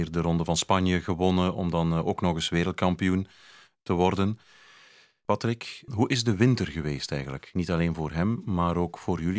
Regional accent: Brussels, Brussels-Capital Region, Belgium; dat ik hier ben. Als Brusselaar eigenlijk

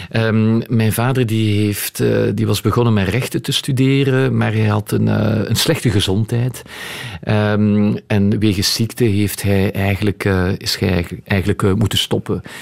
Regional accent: Flanders, Belgium; Eh, het Frans, ik ben wel een Vlaming, maar ik spreek ook wel Frans.

